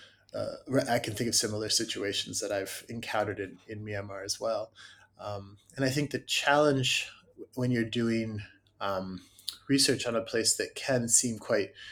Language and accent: English; United States; as an American